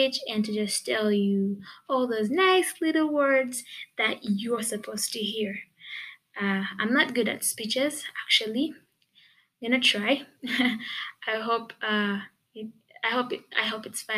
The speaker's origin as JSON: {"language": "English", "country": "Uganda", "tie": "born or raised there", "said": "I live in Uganda. I was born in Uganda. I've been schooling in Uganda. I've lived in Uganda."}